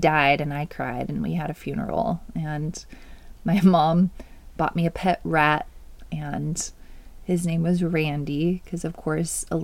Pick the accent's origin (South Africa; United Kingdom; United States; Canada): United States; Oregon; also born or lived in California / Washington; I was born in California. We moved to Washington, where my brother was born, and then Oregon is where I grew up